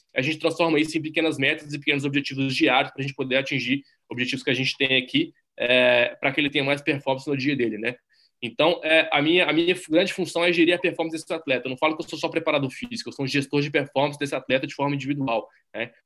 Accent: Minas Gerais, Brazil; sou brasileiro, nasci em Minas Gerais

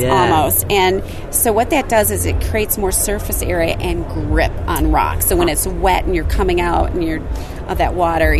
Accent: Grand Rapids, Michigan, United States; I grew up in Grand Rapids, Michigan.

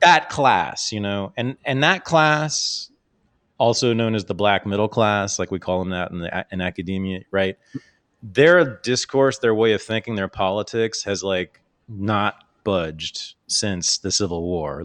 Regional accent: Bay Area, California, United States; the Bay Area has got a big Filipino community, so I grew up with a lot of them here.

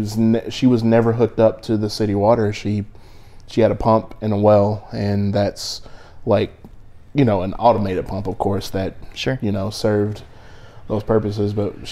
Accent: Georgiana, Alabama, United States; also born or lived in Atlanta; Georgiana, Alabama.

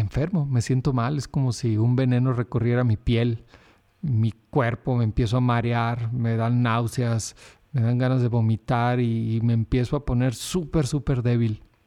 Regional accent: Sonora, Mexico; yo salí de Sonora por el lado del Pacífico

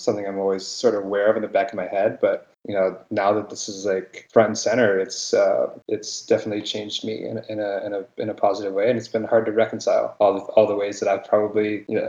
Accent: Michigan, United States; moved away as an adult; now in Portland, United States; So I'm from Michigan, born and raised, but I've moved to Portland, Oregon, about 4 years ago.

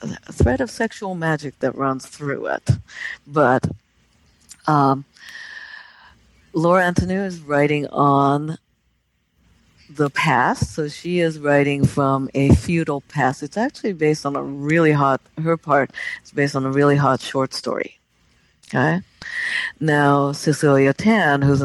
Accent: Japan; moved away; Japan is my home country

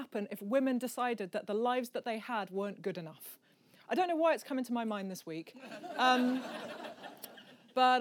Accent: Midlands, United Kingdom; I'm from the Midlands, so I'm pikey and I say it wrong

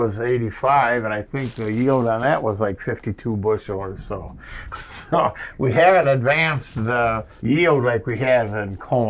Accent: Beaver Dam, Wisconsin, United States; born or raised there

